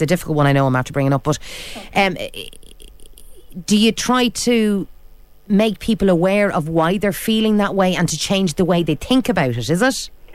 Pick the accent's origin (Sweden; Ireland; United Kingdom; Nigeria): Ireland; We're Irish